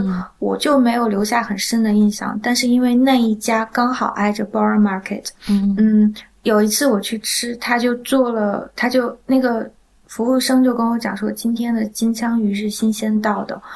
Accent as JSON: {"language": "Chinese", "region": "southwestern Shandong", "country": "China", "tie": "born or raised there", "said": "我是在就是鲁西南长大的"}